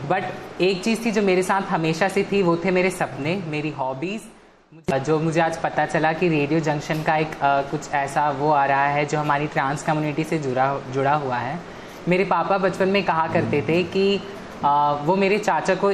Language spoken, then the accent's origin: Hindi; Bihar, India; और मैं बिहार से बिलोंग करती हूँ